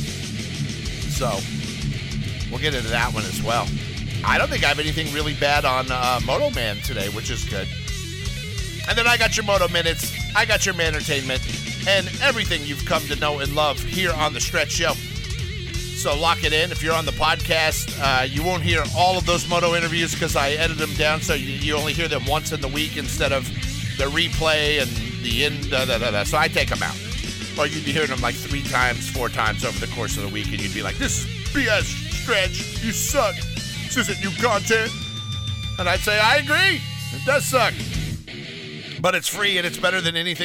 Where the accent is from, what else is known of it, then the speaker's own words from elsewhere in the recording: Los Angeles, California, United States; also born or lived in Alabama; I may have grown up in Los Angeles, California. I may live in California 99.something% of my life. But I was born in Alabama